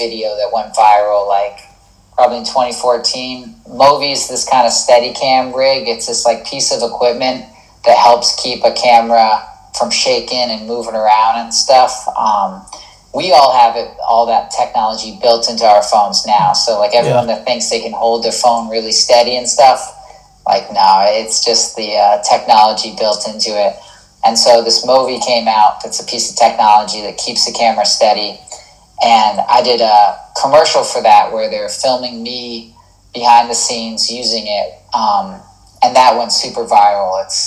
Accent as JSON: {"language": "English", "region": "New England", "country": "United States", "said": "I'm from New England"}